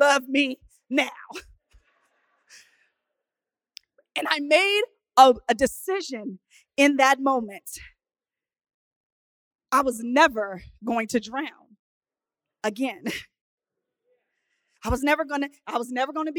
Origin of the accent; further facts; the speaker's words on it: Oceanside, California, United States; grew up in Oceanside, California, known for its piers, its beaches